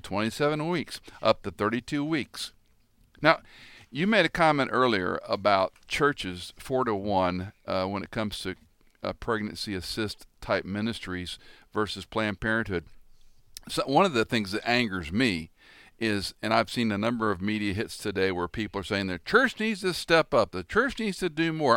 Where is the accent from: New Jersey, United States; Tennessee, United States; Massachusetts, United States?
Tennessee, United States; I started in my home state of Tennessee